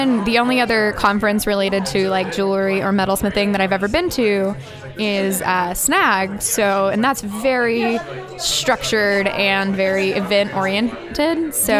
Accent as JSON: {"language": "English", "town": "Denton", "region": "Texas", "country": "United States", "said": "I'm from Denton, Texas. I attend the University of North Texas there."}